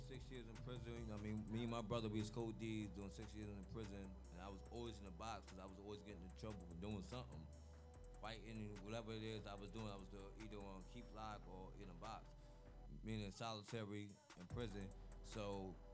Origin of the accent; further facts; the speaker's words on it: New York City, New York, United States; also born or lived in Bronx; We are originally from Edgemere